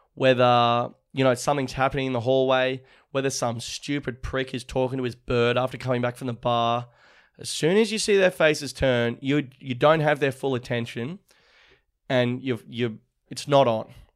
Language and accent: English; Manly, New South Wales, Australia; back to Manly, my hometown